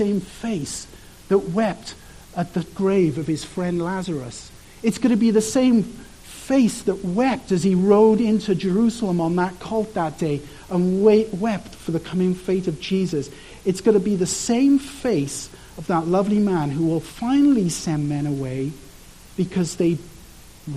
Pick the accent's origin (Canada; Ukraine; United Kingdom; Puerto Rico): United Kingdom; Wales; I'm from Wales, and there's like tons of sheep everywhere